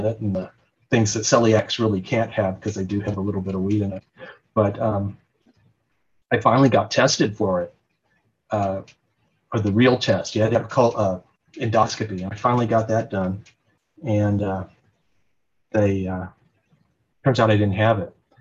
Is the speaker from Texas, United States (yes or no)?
yes; Dallas, Texas, United States; moved away as an adult; also born or lived in Oregon; I grew up in Dallas, Texas